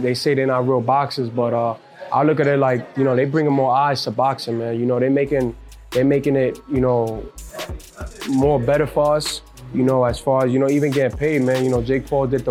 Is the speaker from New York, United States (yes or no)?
yes; New York City, New York, United States; I wasn't born in Puerto Rico. You know, I was born in Brooklyn, in Bushwick, White Cove Hospital.